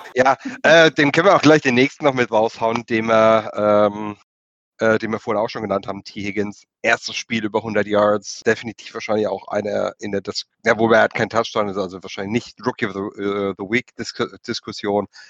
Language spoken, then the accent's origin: German; Germany; wir sind Deutsche